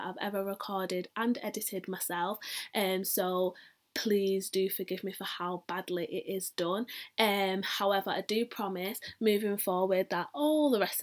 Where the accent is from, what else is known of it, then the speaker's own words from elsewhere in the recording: Manchester, North West England, United Kingdom; I am from Manchester, and within Manchester, I live in Longside